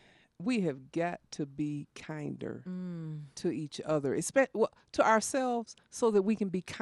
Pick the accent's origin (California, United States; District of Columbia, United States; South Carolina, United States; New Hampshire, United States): South Carolina, United States; I grew up in South Carolina.